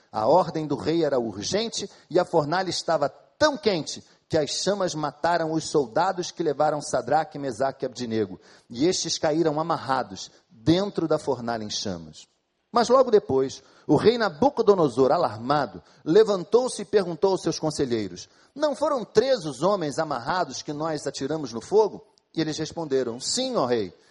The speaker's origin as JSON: {"language": "Portuguese", "country": "Brazil", "said": "Somos brasileiros, a maioria de nós aqui"}